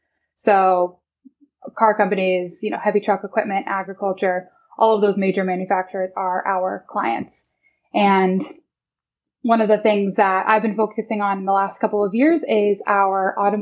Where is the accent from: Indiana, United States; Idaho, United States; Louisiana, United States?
Indiana, United States; Evansville; Yes, I grew up, I moved around quite a bit when I was younger, but spent most of my childhood in southern Indiana, actually, a town called Evansville, Indiana.